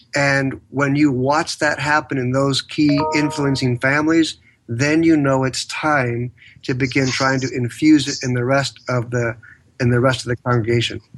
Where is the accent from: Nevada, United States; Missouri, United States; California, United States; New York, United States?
California, United States; San Diego; born and raised in San Diego, California